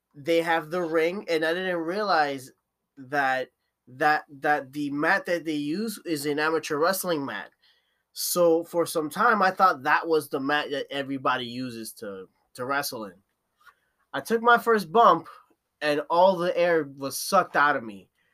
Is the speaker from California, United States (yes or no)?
no; Newark, New Jersey, United States; I'm from Newark, uh, Newark in Jersey